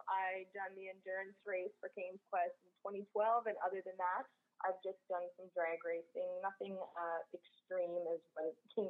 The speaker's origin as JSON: {"language": "English", "town": "North West River", "region": "Newfoundland and Labrador", "country": "Canada", "moved": "yes", "lives_now": "New Brunswick, Canada", "said": "I'm actually from Labrador, so I've had a lot of involvement in the race over the years just being from the area. So I'm actually from Northwest River, which is just outside of Goose Bay"}